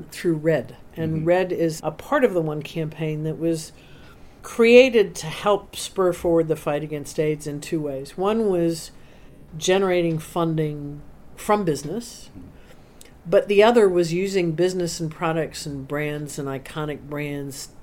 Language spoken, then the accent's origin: English; United States; as an American